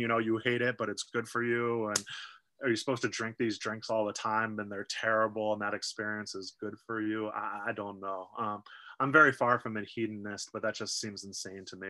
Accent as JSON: {"language": "English", "country": "United States", "said": "I'm an American sitting here in the United"}